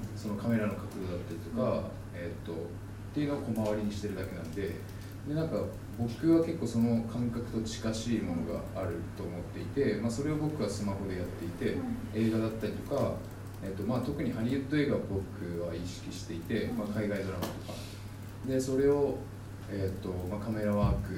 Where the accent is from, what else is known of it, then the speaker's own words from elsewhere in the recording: Japan; 自分が日本で生まれたんで